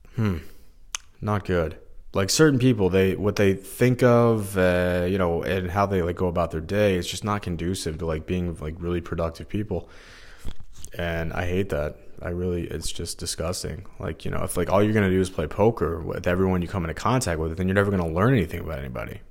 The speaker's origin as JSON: {"language": "English", "region": "Missouri", "country": "United States", "tie": "born or raised there", "said": "I'm from Missouri, I feel like some days I'm like uh, not treated like I'm from here. I don't know what it is. I get in-state tuition. Uh, you know, I'm born and raised here, went to high school here"}